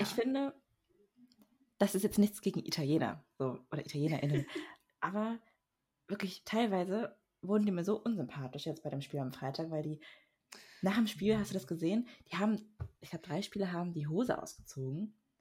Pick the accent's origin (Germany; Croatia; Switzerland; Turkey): Germany; also born or lived in Berlin; ich bin Deutsche.